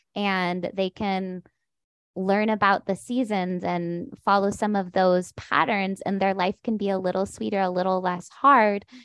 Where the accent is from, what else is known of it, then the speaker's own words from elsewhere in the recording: San Diego, California, United States; I was born in San Diego